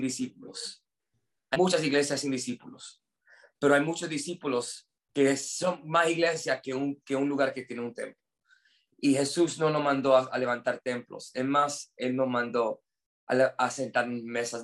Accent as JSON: {"language": "Spanish", "country": "United States", "second_language": "Spanish", "moved": "yes", "said": "yo soy gringo, entonces mi español es un poquito malo."}